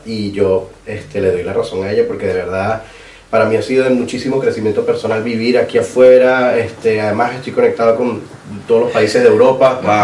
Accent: Bolívar, Venezuela; moved away; soy venezolano

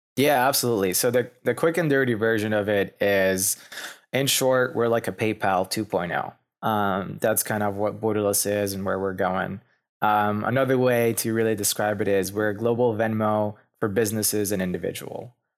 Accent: Lebanon; moved away as an adult; also born or lived in Pennsylvania, United States / Philadelphia, United States / New York City, United States; now in Louisville, United States; I'm actually was born and raised in Lebanon

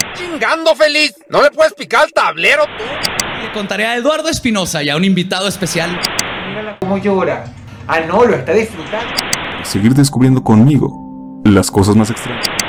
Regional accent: Mexico

